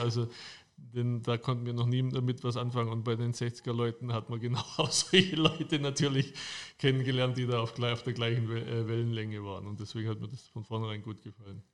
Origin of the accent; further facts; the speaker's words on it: Germany; bei uns in Deutschland